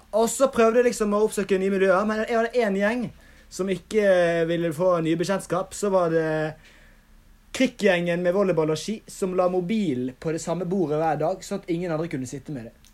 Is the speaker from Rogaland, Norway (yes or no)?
no; Bergen, Vestland, Norway; also born or lived in Oslo; hjemme i Bergen, gjør skole, trener